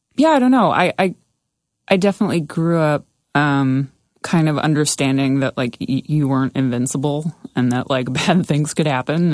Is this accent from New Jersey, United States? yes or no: yes; Somerset County, New Jersey, United States; growing up in Somerset County